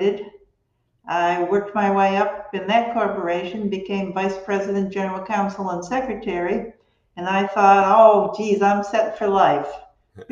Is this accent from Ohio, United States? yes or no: yes; Cleveland, Ohio, United States; moved away as an adult; now in Bonita Springs, United States; I'm from Cleveland, Ohio